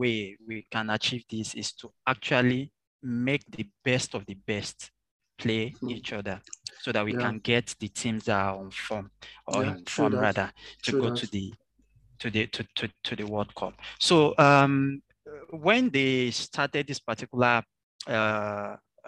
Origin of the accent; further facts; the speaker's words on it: Nigeria; as a Nigerian